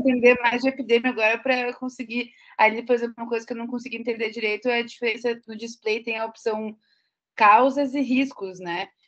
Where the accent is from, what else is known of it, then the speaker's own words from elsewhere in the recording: Nova Petrópolis, Rio Grande do Sul, Brazil; now in Porto Alegre, Brazil; eu sou de Nova Petrópolis, né? Mas eu moro em Porto Alegre